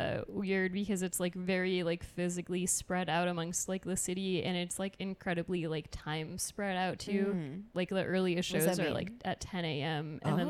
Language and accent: English; United States; I'm American.